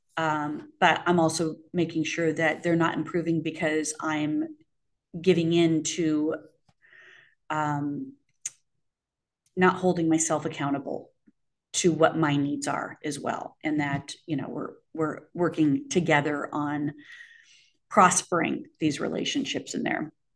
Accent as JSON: {"language": "English", "region": "Arizona", "country": "United States", "tie": "born or raised there", "said": "growing up in Arizona"}